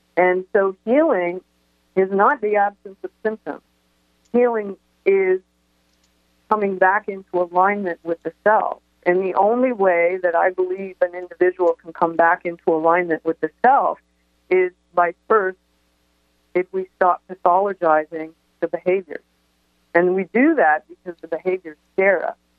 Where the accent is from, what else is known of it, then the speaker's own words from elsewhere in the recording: Toronto, Ontario, Canada; I grew up in Toronto